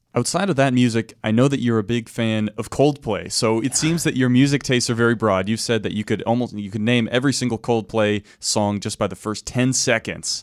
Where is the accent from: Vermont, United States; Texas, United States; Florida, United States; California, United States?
Vermont, United States; I'm from Vermont, which borders Massachusetts